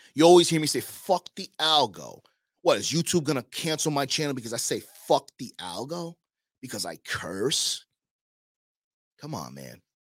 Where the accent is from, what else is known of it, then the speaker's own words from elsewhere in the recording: New York, United States; now in Miami, United States; I came from Queens, Long Island rather